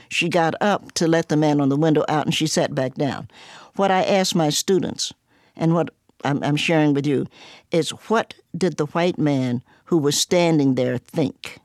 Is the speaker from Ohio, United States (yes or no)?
yes; Cincinnati, Ohio, United States; moved away as an adult; also born or lived in Knoxville, Tennessee / New York; now in Roanoke, United States; I was born in Knoxville, Tennessee, grew up in Cincinnati, and I'm now here